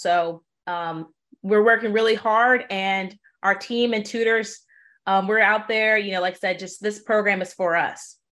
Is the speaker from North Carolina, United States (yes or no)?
no; New Orleans, Louisiana, United States; was born and raised in New Orleans